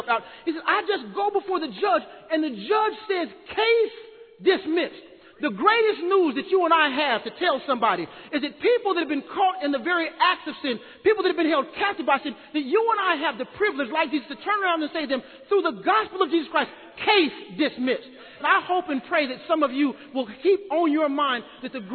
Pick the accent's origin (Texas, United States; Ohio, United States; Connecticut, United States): Texas, United States; Austin; I'm from Austin